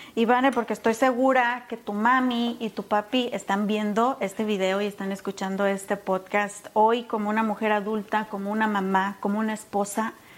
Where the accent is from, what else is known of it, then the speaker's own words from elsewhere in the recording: Mexico; yo como mexicana